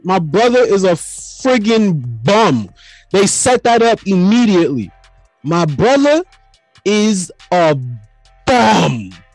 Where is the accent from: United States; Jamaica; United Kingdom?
Jamaica; I'm already Jamaican